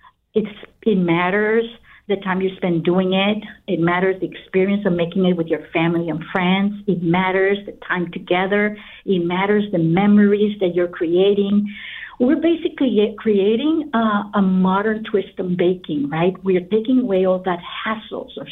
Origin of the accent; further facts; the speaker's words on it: Guatemala; moved away; I'm originally from Guatemala